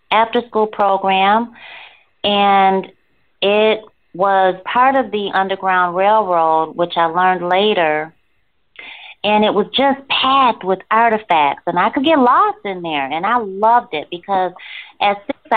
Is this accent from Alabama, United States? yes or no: no; Rochester, New York, United States; moved away as an adult; also born or lived in Virginia; I'm originally from Rochester, New York